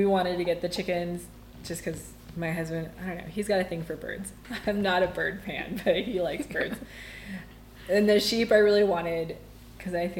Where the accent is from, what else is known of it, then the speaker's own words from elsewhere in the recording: Amarillo, Texas, United States; now in Palisade, United States; Growing up in Amarillo, we lived outside of town